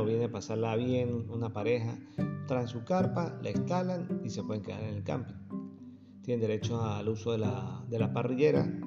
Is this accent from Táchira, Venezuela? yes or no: yes; San Cristóbal, Táchira, Venezuela; moved away as an adult; now in Argentina; se parece mucho a la, zona de San Cristóbal de Venezuela, de donde vengo